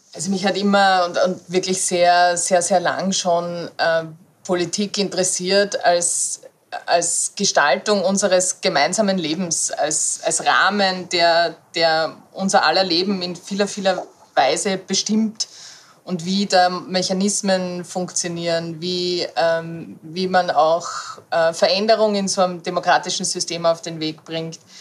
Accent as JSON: {"language": "German", "area": "a small village outside Graz", "region": "Styria", "country": "Austria", "tie": "born or raised there", "said": "ich bin am Land aufgewachsen, in einem kleinen Ort außerhalb der, äh, der Stadt Graz, also der Landeshauptstadt Graz"}